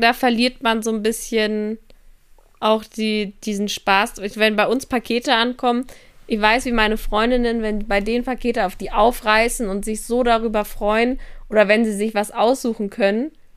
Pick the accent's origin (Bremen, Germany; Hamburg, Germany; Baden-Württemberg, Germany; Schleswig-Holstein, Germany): Schleswig-Holstein, Germany; Kiel; Kiel ist auch ein Dorf gefühlt, wo ich herkomme